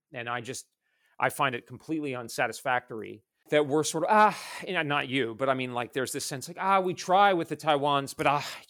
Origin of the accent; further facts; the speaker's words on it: Hong Kong; When I was growing up in Hong Kong, a lot of the Hong Kong Chinese had a second passport, like a Canadian passport, because they didn't know what was going to happen after 1997.